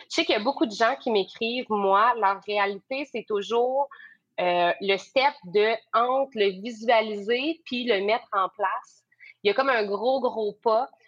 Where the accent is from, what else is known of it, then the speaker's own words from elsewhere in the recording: Bas-Saint-Laurent, Quebec, Canada; now in Magdalen Islands, Canada; je suis originaire de la BTB